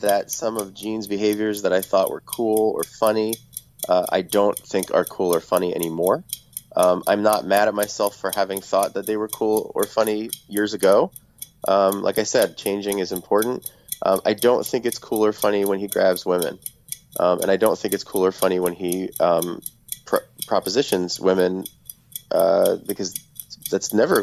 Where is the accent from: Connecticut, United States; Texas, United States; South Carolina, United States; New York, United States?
New York, United States; growing up in New York and listening to 1010 Winds